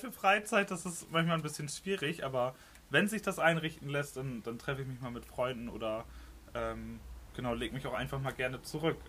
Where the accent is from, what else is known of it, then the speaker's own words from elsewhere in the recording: Lemwerder, Lower Saxony, Germany; ich bin 22 Jahre alt und komme aus Limberda